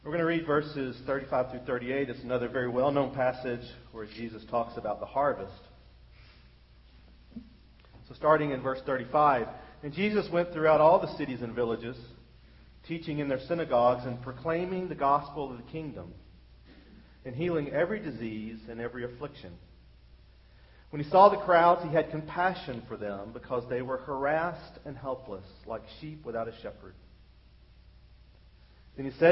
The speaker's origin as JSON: {"language": "English", "country": "United States", "said": "being an American"}